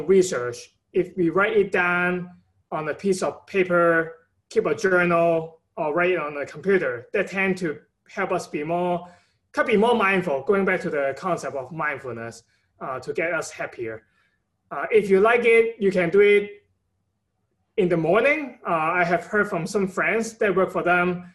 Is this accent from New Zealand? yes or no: no; Hong Kong; now in United States; I'm from Hong Kong originally. So my parent have been giving me a lot of support throughout my time in the state in the past 10 years